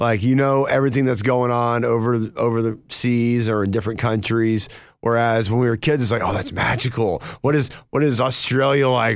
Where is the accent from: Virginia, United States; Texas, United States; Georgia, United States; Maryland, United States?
Georgia, United States; North; I grew up in North Georgia